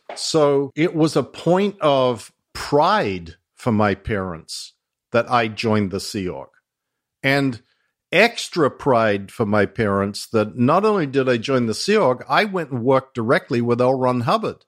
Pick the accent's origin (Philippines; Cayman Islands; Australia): Australia; accent: Australian mongrel; moved away; my Australian mongrel accent.